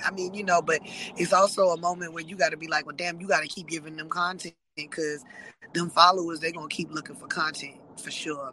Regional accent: South Carolina, United States; moved away; I'm from South Carolina.

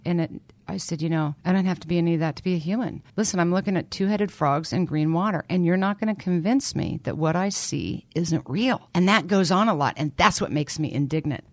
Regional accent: Lawrence, Kansas, United States; I was born and raised in Lawrence, Kansas

